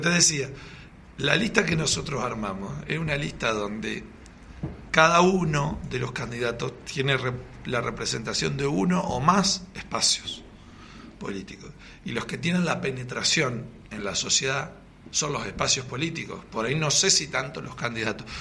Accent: Argentina; somos de argentinos

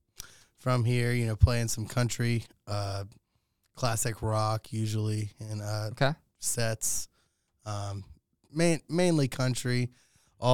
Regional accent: Augusta, Georgia, United States; I'm originally from Augusta, born and raised

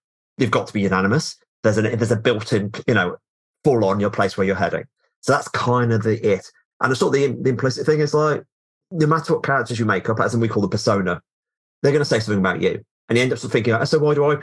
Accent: United Kingdom; I'm aggressively British

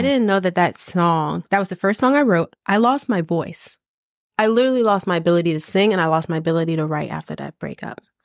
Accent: East Coast, United States; I am from the East Coast.

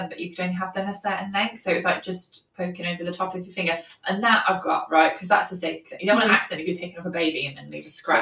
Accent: Birmingham, West Midlands, United Kingdom; accent: Brummie; I'm a Brummie, which you probably can't tell listeners from just listening to me right now

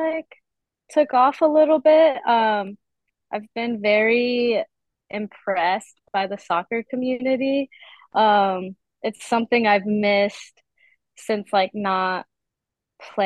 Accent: Virginia, United States; now in Boise, United States; I currently reside in Boise, Idaho, but I'm from Virginia

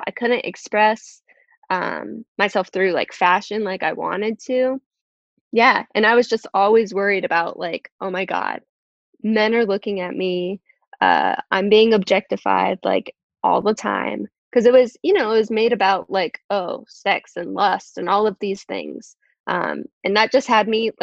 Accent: Virginia, United States; I'm from Virginia

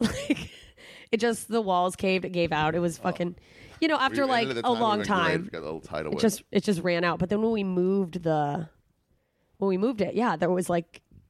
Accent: Wiesbaden, Hesse, Germany; born there; Just garbage. I was born in Germany. So, hey, what's up?

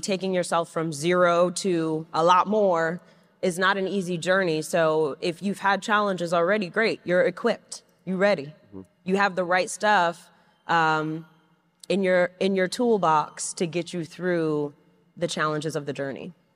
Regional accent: New York City, New York, United States; I grew up in Flushing, Queens

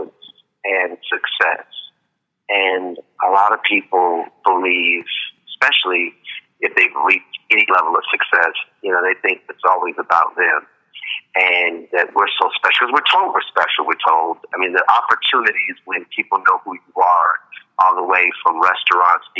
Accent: Chicago, Illinois, United States; now in Las Vegas, United States; growing up in Chicago.

